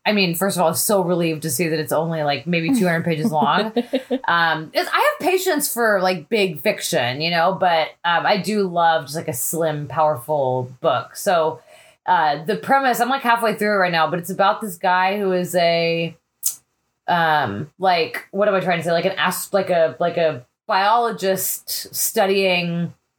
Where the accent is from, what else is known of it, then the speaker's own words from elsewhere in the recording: Texas, United States; I'm from Texas